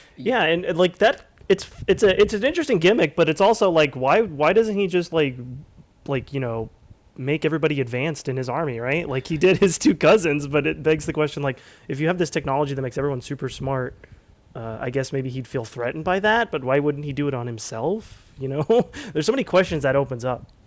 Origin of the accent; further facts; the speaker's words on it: Southern California, United States; I was born in Southern California